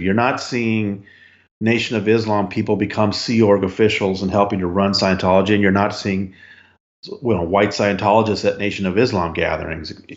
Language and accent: English; Los Angeles, California, United States; moved away; also born or lived in Phoenix; I got transferred to their Los Angeles paper, back to my hometown